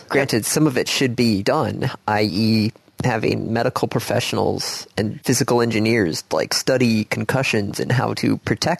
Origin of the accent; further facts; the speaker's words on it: United States; Because we are American males.